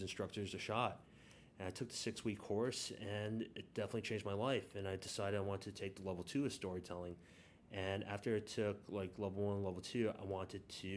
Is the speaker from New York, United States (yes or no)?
yes; New York City, New York, United States; I was born and raised in the Bronx